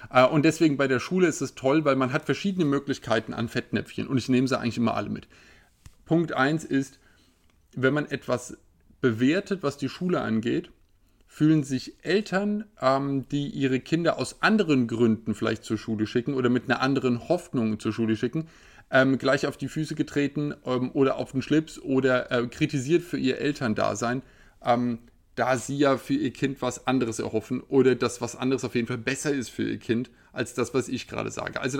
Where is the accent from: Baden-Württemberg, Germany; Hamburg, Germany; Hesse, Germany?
Hesse, Germany; Bei uns in Hessen war es in den 90ern so, dass wir einen äh, sehr netten äh, Lehrer hatten